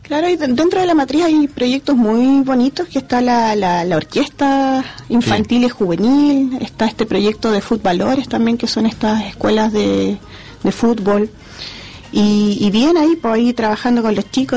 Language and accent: Spanish; Valparaíso, Chile; como porteña